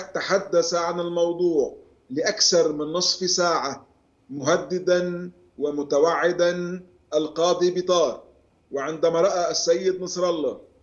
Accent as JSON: {"language": "Arabic", "country": "Lebanon"}